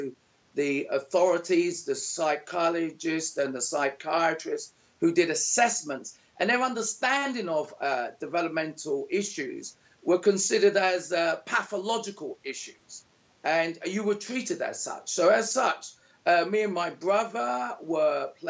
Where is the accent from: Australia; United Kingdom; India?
United Kingdom; London; moved away as an adult; now in Panama; born in 1964 in London